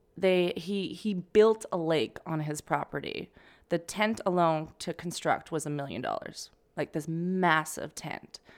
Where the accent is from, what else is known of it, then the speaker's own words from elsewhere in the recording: Calgary, Alberta, Canada; moved away as an adult; now in New York, United States; from Canada, Calgary, Alberta